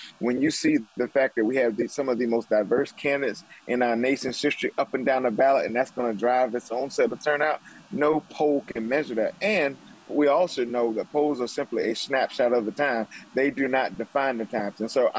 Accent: South Carolina, United States; I'm from South Carolina

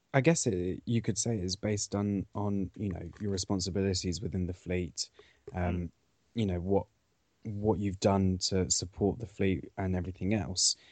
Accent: Cornwall, South West England, United Kingdom; I come from Cornwall

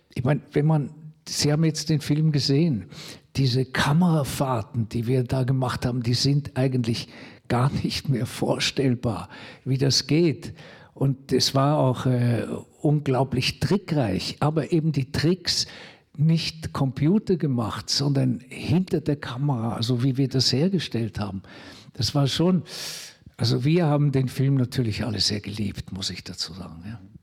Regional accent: Switzerland

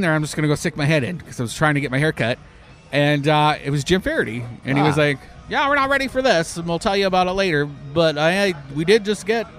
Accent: Canada; moved away; I'm Canadian

